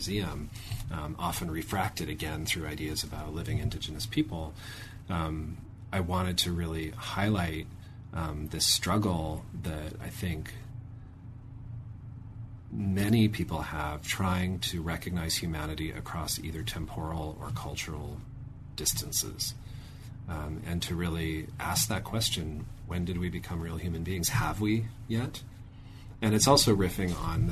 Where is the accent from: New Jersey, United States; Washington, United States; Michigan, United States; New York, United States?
Washington, United States; Auburn; my hometown, which is called Auburn, Washington